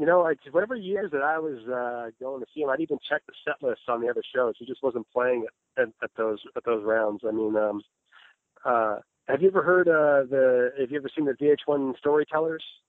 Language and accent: English; Red Bank, New Jersey, United States; moved away as an adult; now in Las Vegas, United States; from Bank, New Jersey originally, but I'm living uh, out here in Las Vegas, Nevada for the last eight years